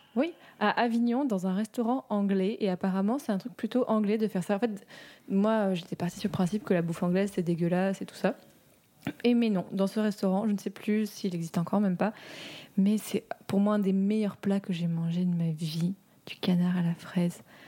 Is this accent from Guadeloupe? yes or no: no; Morocco; j'ai grandi au Maroc